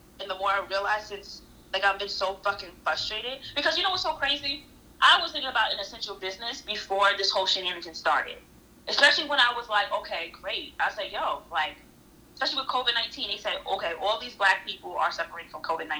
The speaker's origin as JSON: {"language": "English", "country": "United States", "said": "As an American, Black American"}